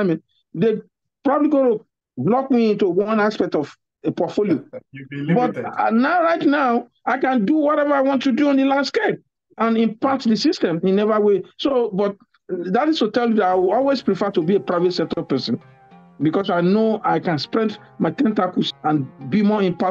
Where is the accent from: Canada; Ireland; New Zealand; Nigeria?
Nigeria; now in United States; a Nigerian